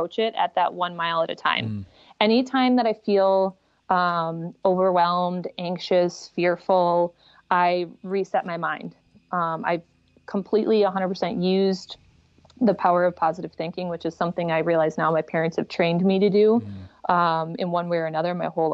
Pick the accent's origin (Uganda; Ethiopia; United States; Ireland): United States; I'm in America. I'm an American.